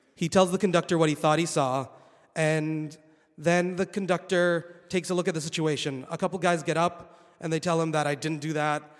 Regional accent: Saudi Arabia; moved away as an adult; also born or lived in Boston, United States; now in United States; I was born and raised in Saudi Arabia

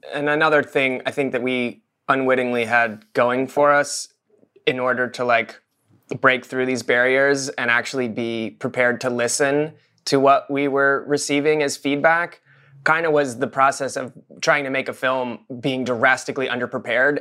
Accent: Maine, United States; we're from Maine. Like, we're from the northernmost part of, besides Alaska, like, of the U S

